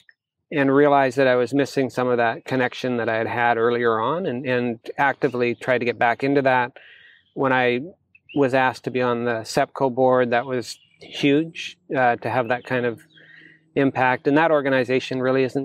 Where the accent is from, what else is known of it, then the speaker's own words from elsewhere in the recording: Chilliwack, British Columbia, Canada; I'm from Chilliwack, BC